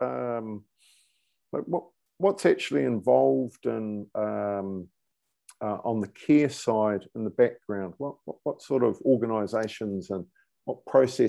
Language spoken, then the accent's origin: English; New Zealand; moved away as an adult; now in United Kingdom; I'm a New Zealander. I've been over this side of the world since 2007